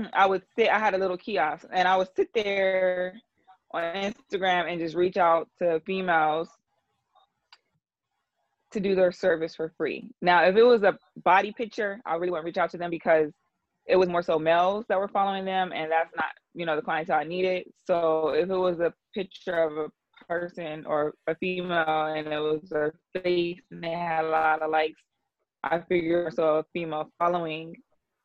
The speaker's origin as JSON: {"language": "English", "town": "Columbus", "region": "Ohio", "country": "United States", "moved": "as an adult", "lives_now": "Atlanta, United States", "said": "I'm from Ohio, Columbus, Ohio"}